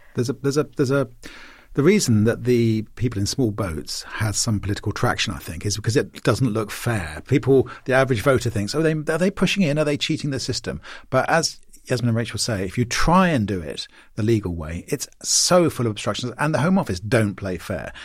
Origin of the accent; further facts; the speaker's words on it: Maidenhead, South East England, United Kingdom; moved away; my hometown of Maidenhead